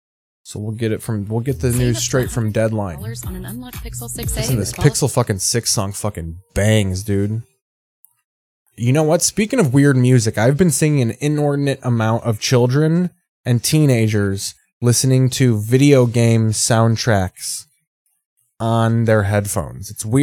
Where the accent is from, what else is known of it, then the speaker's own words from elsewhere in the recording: Squamish, British Columbia, Canada; I'm from Squamish, north of Vancouver. A lot of grow ops here in Squamish.